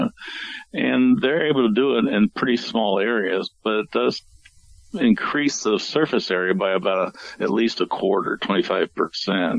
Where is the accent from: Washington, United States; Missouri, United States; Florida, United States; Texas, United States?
Missouri, United States; St. Louis; I grew up in St. Louis, and the cattle yards were still down in downtown St. Louis